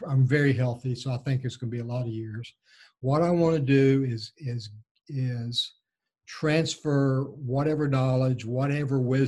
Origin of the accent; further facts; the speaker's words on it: Texas, United States; now in The Woodlands, United States; I was raised in a small Texas Gulf Coast town that is about 60 miles due south of Houston, in very small town, 1950s Texas